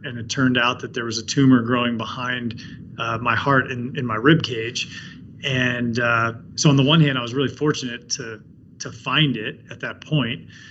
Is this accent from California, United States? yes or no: no; between Baltimore and Washington, Maryland, United States; I grew up on the East Coast. I grew up between Baltimore and Washington